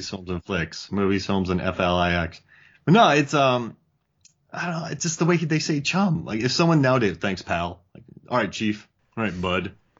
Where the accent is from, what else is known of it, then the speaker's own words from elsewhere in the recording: Milwaukee, Wisconsin, United States; Milwaukee. That's where I was born.